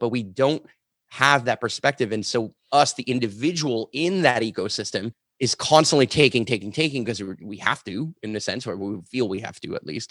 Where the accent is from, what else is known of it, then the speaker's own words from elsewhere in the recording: Montreal, Quebec, Canada; I grew up in Montreal, the suburbs